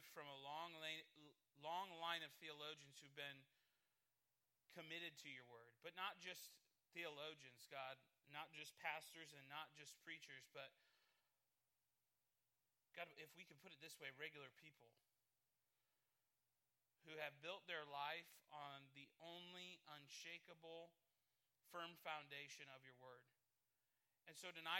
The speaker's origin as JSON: {"language": "English", "region": "Midwest", "country": "United States", "said": "I'm a Midwesterner"}